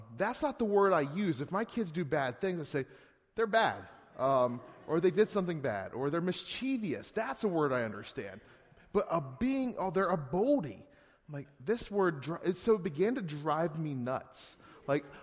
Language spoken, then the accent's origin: English; Gettysburg, Pennsylvania, United States; moved away as an adult; now in Northeast Pennsylvania, United States; We're still from Pennsylvania. We're from Gettysburg. We moved here in 2010